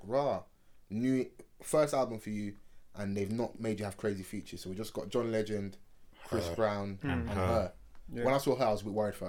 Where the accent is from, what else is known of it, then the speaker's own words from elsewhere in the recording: London, United Kingdom; I'm from South